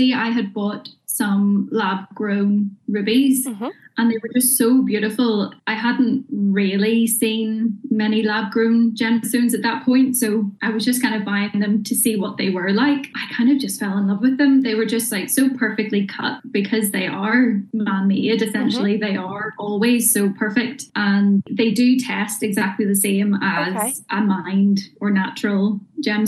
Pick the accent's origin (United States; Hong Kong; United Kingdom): United Kingdom; Bangor, Northern Ireland; I'm originally from Bangor